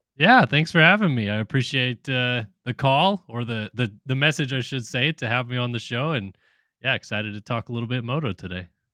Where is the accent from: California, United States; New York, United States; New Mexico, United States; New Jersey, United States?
California, United States; San Diego; moved away; I'm from San Diego originally